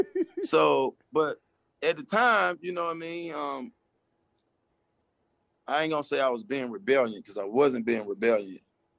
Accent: Atlanta, Georgia, United States; I'm from Atlanta

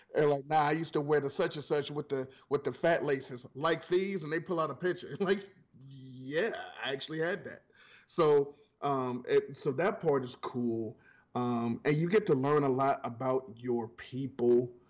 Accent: Ohio, United States; I'm coming from Ohio

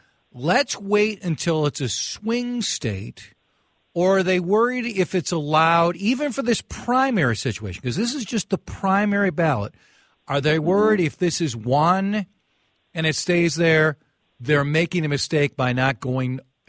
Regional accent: Rome, Minnesota, United States; also born or lived in Los Angeles; Chad, I was born and raised in Rome, Minnesota. I got to spend my 20s in L.A., so I spent some time in different parts of the country.

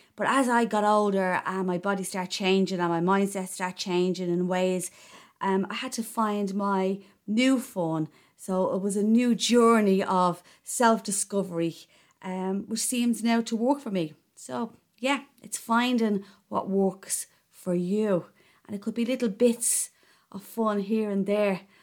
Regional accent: Ireland; being Irish

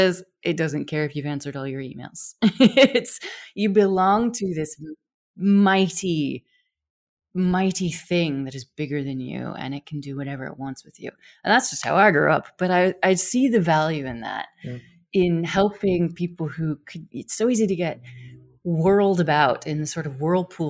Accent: Wyoming, United States; I was born and raised in Wyoming, which is a phenomenal place, a very wild place in the US

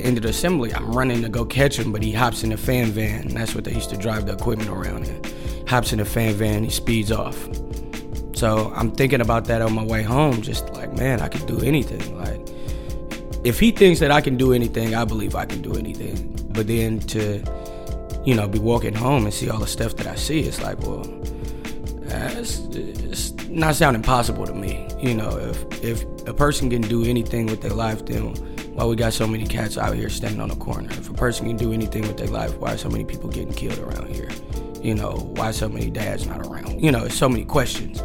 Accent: Oakland, California, United States; Growing up in West Oakland

